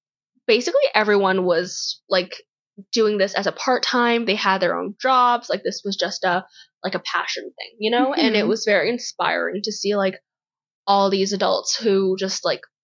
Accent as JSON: {"language": "English", "town": "Toronto", "region": "Ontario", "country": "Canada", "said": "we're from Toronto"}